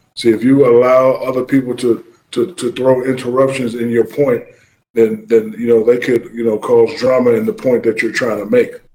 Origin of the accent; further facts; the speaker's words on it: Newark, New Jersey, United States; my hometown, Newark, New Jersey